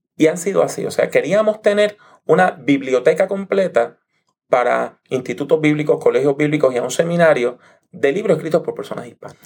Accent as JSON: {"language": "Spanish", "country": "Puerto Rico", "tie": "born or raised there", "also_born_or_lived": "New York", "said": "yo me crié aquí en Puerto Rico"}